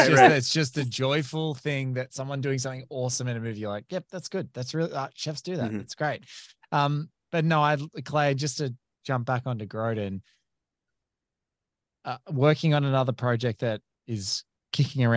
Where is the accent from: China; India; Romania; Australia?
Australia; As an Australian